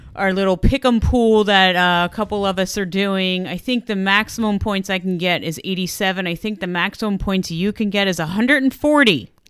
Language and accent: English; New Jersey, United States; We're from Jersey